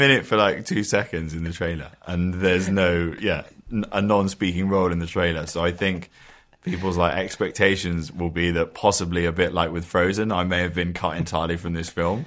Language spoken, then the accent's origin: English; London, United Kingdom; We sort of grew up in the same area